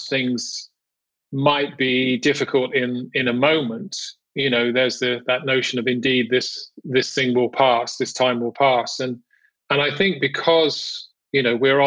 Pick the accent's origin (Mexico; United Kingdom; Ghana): United Kingdom; moved away as an adult; also born or lived in Europe / United States / Amsterdam; originally from the UK, I grew up in England, just outside London.